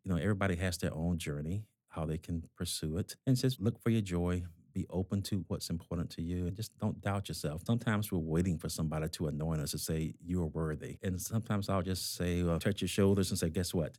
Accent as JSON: {"language": "English", "region": "Georgia", "country": "United States", "accent": "South South, South Boston", "moved": "as an adult", "lives_now": "Massachusetts, United States", "said": "I'm originally from Georgia"}